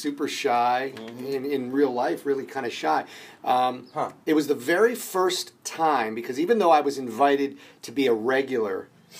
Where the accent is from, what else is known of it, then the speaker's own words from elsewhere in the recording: Steubenville, Ohio, United States; moved away as an adult; also born or lived in Pittsburgh; now in Los Angeles, United States; From Steubenville. I'm actually from Steubenville, Ohio.